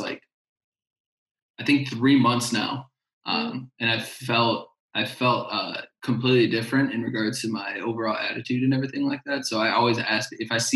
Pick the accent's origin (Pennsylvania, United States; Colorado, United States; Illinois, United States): Illinois, United States; Chicago; I'm originally from Chicago, so there's a part in Chicago called Humboldt Park that's basically little Puerto Rico.